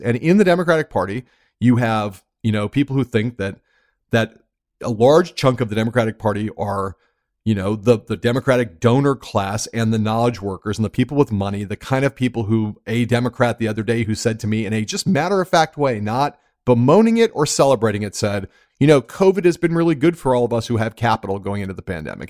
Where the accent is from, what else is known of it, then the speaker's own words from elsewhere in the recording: Los Angeles, California, United States; I grew up in Los Angeles, California